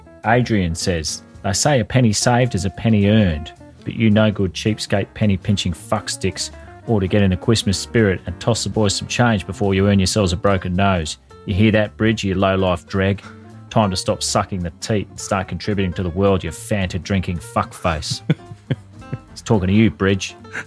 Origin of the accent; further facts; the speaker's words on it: Sydney, New South Wales, Australia; Sydney, Australia. Wow. My hometown, yes.